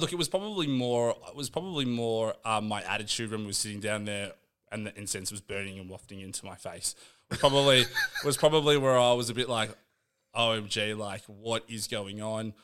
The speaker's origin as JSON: {"language": "English", "town": "Canberra", "region": "Australian Capital Territory", "country": "Australia", "tie": "born or raised there", "said": "I grew up in Canberra"}